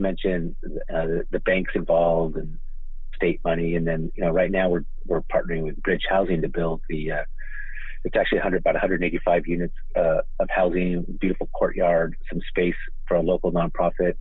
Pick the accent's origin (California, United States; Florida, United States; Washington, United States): California, United States; Oakland; I was born in Oakland. And I think I've been going to A's games since probably about 1970